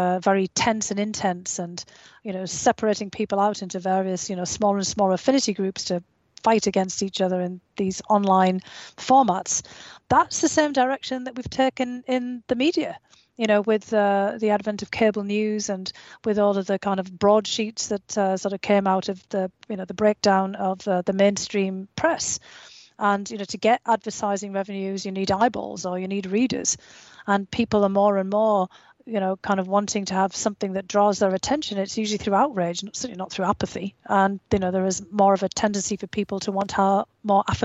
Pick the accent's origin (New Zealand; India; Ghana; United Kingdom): United Kingdom; growing up in Australia, in the United Kingdom